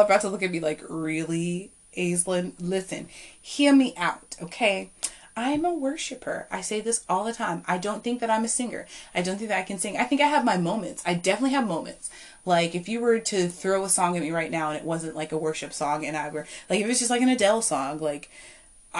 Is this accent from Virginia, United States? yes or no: yes; Culpeper, Virginia, United States; here to Culpeper, my hometown